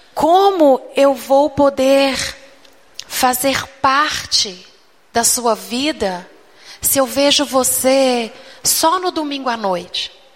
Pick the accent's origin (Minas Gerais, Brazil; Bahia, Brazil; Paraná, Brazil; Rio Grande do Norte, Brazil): Minas Gerais, Brazil; Eu fui criada desde pequena na Igreja Batista em Minas Gerais